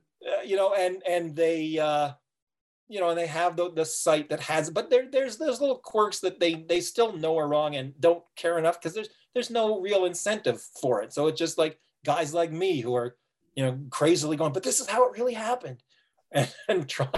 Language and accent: English; Toronto, Ontario, Canada; now in Owen Sound, Canada; I'm a newcomer-ish to Owen Sound. I grew up in Toronto. I've only lived here for 15 or 16 years.